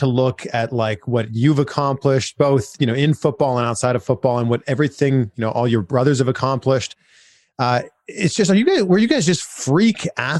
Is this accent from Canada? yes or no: yes; Canada; I am from Canada.